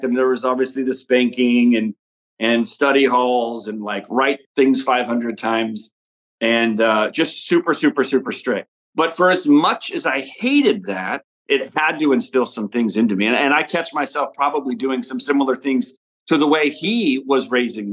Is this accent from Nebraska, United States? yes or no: yes; Omaha, Nebraska, United States; we grew up in Omaha, Nebraska, and it's all football